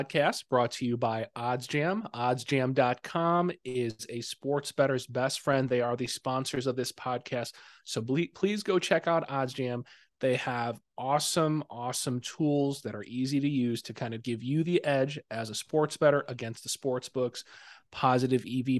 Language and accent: English; Chicago, Illinois, United States; I'm from the Chicago area, I've lived in the city, I've lived in the suburbs